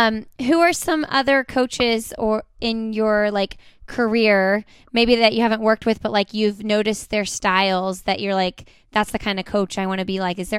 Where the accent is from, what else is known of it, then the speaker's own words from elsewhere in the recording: Indiana, United States; I'm from Indiana, so it's similar region.